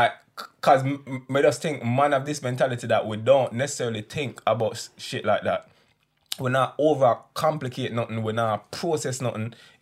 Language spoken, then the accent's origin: English; Jamaica; I'm a Jamaican